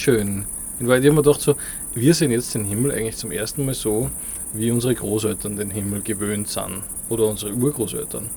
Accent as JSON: {"language": "German", "country": "Austria", "lives_now": "Vienna, Austria", "said": "hier bei uns in Österreich, also in Wien, wo ich jetzt lebe"}